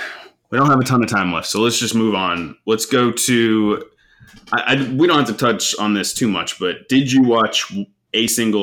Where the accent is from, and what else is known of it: United States